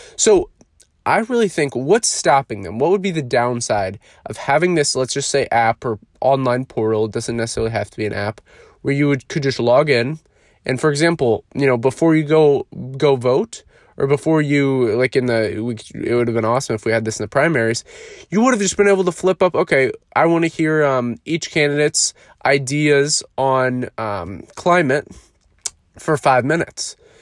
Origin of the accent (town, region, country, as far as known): United States